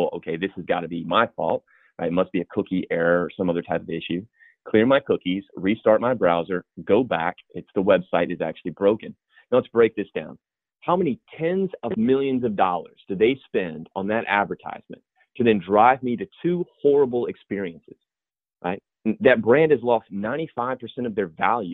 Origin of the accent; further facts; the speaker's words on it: the South, United States; now in Charleston, United States; If my accent comes through, I'm from the South. I live in Charleston.